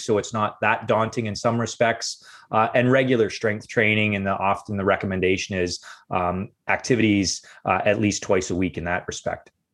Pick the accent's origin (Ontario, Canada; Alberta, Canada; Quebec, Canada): Ontario, Canada; Windsor; I grew up in Windsor, Ontario, which is the southernmost city in Canada